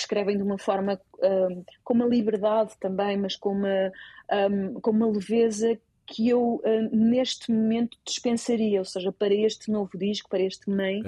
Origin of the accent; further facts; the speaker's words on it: Portugal; also born or lived in Netherlands; Sendo portuguesa